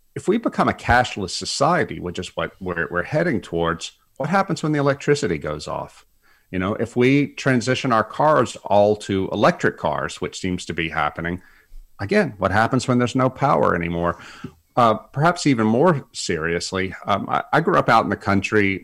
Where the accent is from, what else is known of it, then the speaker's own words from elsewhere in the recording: South Louisiana, United States; moved away; some big hurricane came through South Louisiana and it knocked out power to my hometown for two weeks